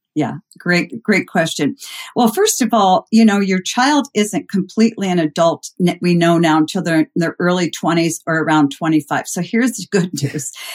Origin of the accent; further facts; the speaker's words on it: Concord, Massachusetts, United States; moved away as an adult; also born or lived in Midwest; I grew up uh, outside of Boston in a very mm-hmm. historic mm-hmm. place called Concord, Mass